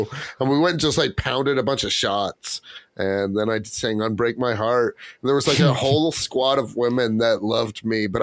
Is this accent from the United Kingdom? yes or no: no; West Virginia, United States; my fucking state